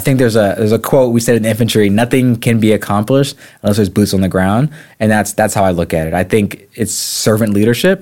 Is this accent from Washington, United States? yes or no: no; the Peninsula, Virginia, United States; also born or lived in Japan; I call myself a true son of the Peninsula Peninsula